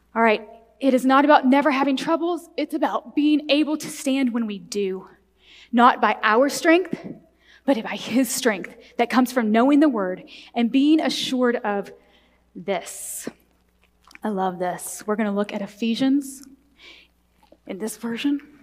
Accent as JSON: {"language": "English", "area": "the Bible Belt", "region": "Southern United States", "country": "United States", "tie": "born or raised there", "said": "I was raised in the Bible Belt in a in very conservative Southern Baptist church"}